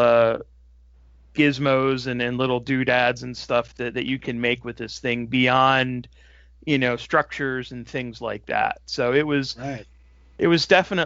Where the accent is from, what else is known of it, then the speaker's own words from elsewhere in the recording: Reading, Pennsylvania, United States; I was born and raised in Reading, Pennsylvania